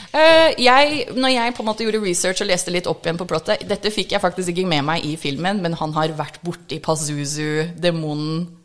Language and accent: Norwegian; United States; Norwegian is a second language; now in Norway; Jeg er egentlig amerikansk. Norsk er andrespråket mitt